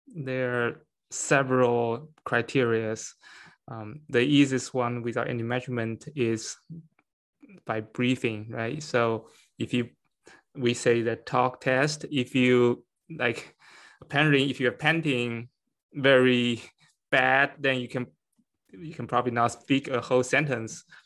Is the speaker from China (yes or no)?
yes; China; moved away as an adult; now in Connecticut, United States; I'm from, I was born in China and I came to United States for my P H D in chemistry